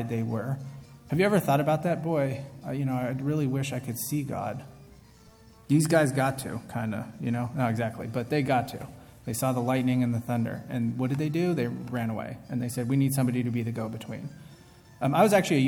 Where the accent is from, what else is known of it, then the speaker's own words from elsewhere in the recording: San Francisco, California, United States; I'm from San Francisco